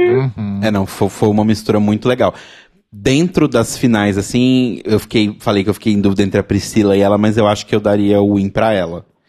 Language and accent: Portuguese; Belo Horizonte, Minas Gerais, Brazil; Belo Horizonte, minha cidade natal